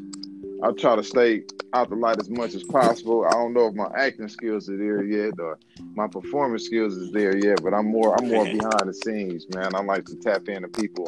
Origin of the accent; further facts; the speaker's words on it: Compton, California, United States; also born or lived in Portland; now in Las Vegas, United States; I'm originally from Compton, California. I lived in Portland. Now I'm living in Vegas